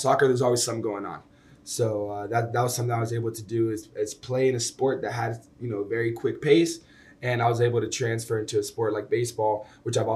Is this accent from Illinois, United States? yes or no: no; Sacramento, California, United States; moved away as an adult; Growing up in Sacramento, man, it's very very homey